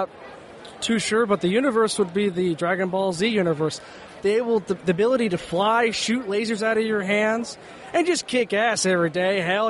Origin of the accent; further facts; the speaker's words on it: Indianapolis, Indiana, United States; I'm here from Indianapolis, Indiana.